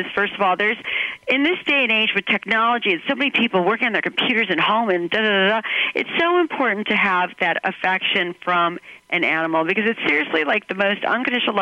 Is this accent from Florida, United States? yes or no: no; Cleveland, Ohio, United States; I'm from Cleveland, Ohio